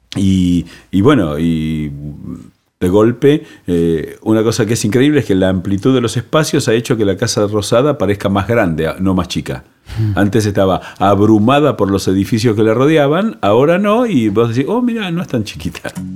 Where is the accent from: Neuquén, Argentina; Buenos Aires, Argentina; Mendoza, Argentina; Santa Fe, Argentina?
Buenos Aires, Argentina; yo siempre digo que soy porteño, viví siempre en Buenos Aires